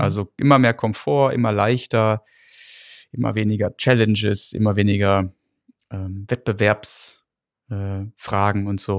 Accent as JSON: {"language": "German", "town": "Gütersloh", "region": "North Rhine-Westphalia", "country": "Germany", "moved": "as an adult", "lives_now": "England, United Kingdom", "said": "wo ich herkomme, bo gut bodenständiges Gütersloh"}